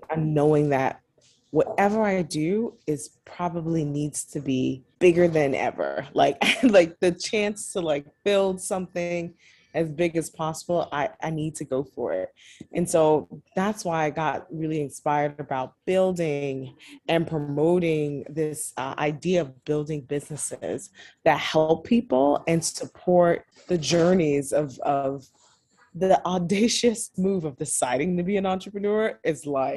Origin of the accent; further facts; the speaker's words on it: New York City, New York, United States; Born and raised in Brooklyn, New York